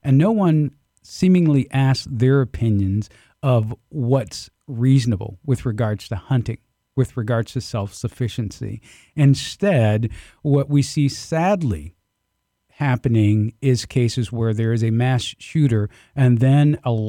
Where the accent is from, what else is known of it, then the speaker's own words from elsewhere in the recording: the South, United States; Growing up in the South, it was not uncommon for us to slaughter our own pigs, to slaughter our own chickens.